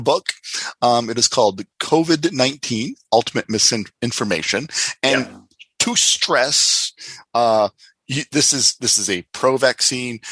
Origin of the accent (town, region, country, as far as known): Canada